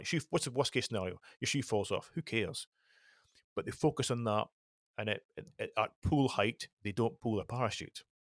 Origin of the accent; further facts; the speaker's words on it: the Highlands, Scotland, United Kingdom; I was brought up in the Highlands